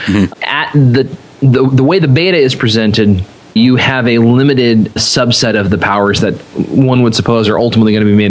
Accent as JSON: {"language": "English", "region": "California", "country": "United States", "said": "I am originally from the West Coast. I'm from all over California."}